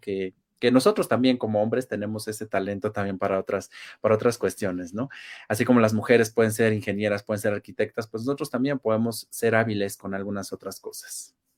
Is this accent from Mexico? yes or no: yes; Mexico; nosotros como mexicanos